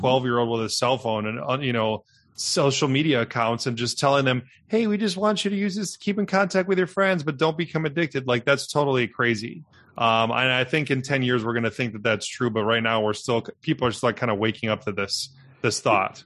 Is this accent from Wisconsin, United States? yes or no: yes; Milwaukee, Wisconsin, United States; I'm a Midwestern boy, was born and raised in Milwaukee